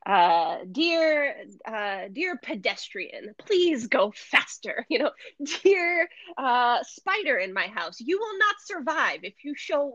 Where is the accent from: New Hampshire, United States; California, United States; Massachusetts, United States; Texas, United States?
New Hampshire, United States; moved away as an adult; now in South Florida, United States; I was born and raised in New Hampshire